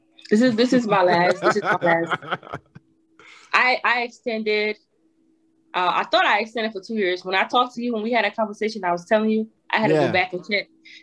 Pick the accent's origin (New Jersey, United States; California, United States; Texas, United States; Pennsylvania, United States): New Jersey, United States; Cause I'm from Jersey, so my house is literally like 30 to 40 minutes away from New York.